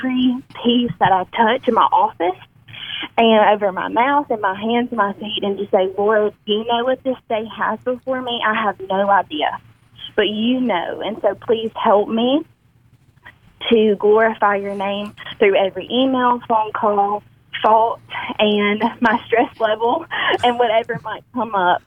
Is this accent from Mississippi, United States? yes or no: yes; Amory, Mississippi, United States; also born or lived in Tupelo, Mississippi; I was born and raised in Amory, Mississippi, which is about 30 minutes south of Tupelo